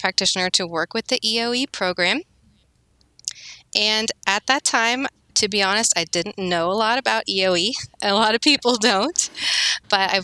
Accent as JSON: {"language": "English", "region": "Arizona", "country": "United States", "also_born_or_lived": "Kansas", "moved": "as an adult", "lives_now": "Kansas City, United States", "said": "I'm originally from Arizona, and I moved to Kansas in college"}